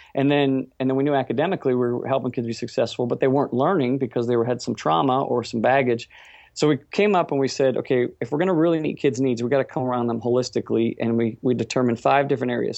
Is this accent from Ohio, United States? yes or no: yes; Cincinnati, Ohio, United States; we're from Cincinnati, Ohio